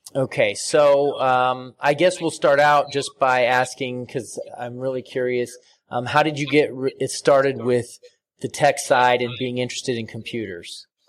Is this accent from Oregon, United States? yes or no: yes; Portland, Oregon, United States; I'm from Portland, Oregon